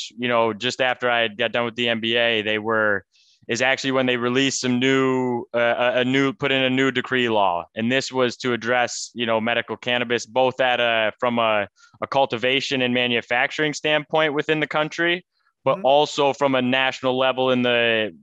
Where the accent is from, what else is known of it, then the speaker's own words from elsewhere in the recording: Michigan, United States; moved away as an adult; also born or lived in Tennessee; now in Lisbon, Portugal; I grew up in Michigan